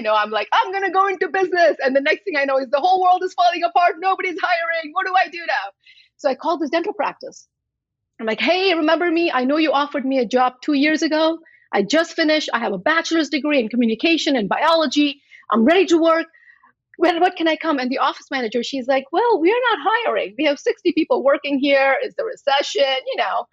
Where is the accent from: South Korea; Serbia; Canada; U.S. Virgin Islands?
U.S. Virgin Islands; also born or lived in India / New Jersey; now in Washington State, United States; I was born in India. I grew up in St. Thomas in the US Virgin Islands.